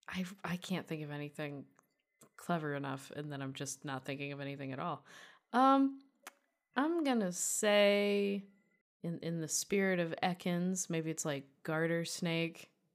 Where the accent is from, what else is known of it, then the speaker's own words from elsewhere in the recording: Durand, Michigan, United States; moved away; Durand, Michigan